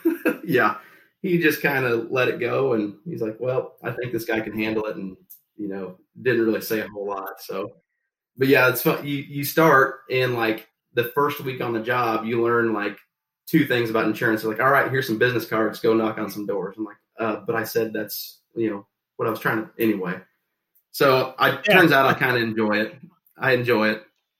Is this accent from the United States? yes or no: yes; Shelbyville, Illinois, United States; I was born and raised here in Shelbyville, and it's a small town. Just to give you and the listeners a gauge of how small it is, we're just under 5,000 people in our town here, in a county of about 22,000 people.